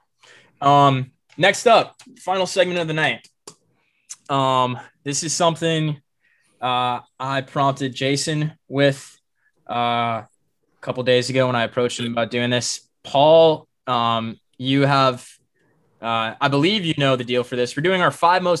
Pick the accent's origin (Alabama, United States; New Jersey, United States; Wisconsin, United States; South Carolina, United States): South Carolina, United States; growing up in South Carolina, we're only three and a half hours away from Atlanta here